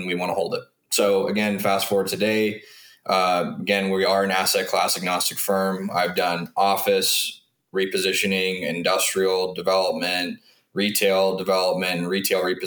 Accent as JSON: {"language": "English", "region": "Southern California", "country": "United States", "tie": "born or raised there", "also_born_or_lived": "Washington State", "moved": "as an adult", "said": "I grew up in SoCal"}